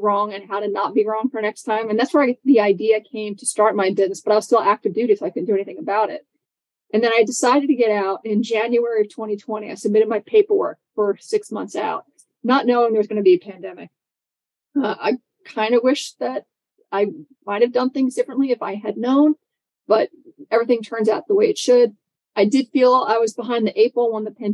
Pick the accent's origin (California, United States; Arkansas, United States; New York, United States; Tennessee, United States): New York, United States; New York City; I'm from New York City